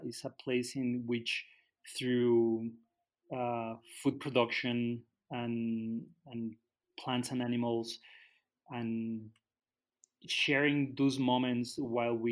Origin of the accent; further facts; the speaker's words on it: Guadalajara, Jalisco, Mexico; moved away as an adult; also born or lived in Canada; now in Tala, Mexico; I grew up in the city, so I grew up in Guadalajara. When I was 20, I moved to Canada